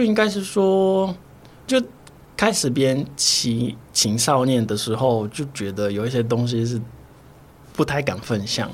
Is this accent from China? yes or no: no; Brazil; Chinese is a second language; now in Taiwan; 我是巴西来的，所以我中文不是很标准